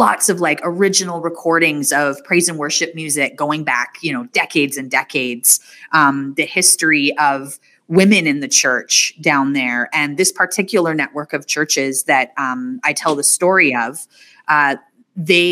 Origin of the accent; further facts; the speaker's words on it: Northern Canada, Canada; coming from Northern Canada